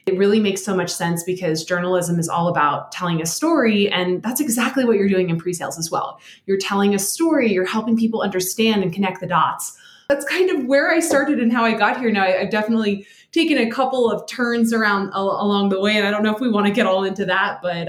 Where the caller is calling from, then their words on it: Denver, Colorado, United States; So I am coming to you from Denver, which is really exciting. I just got into a new house.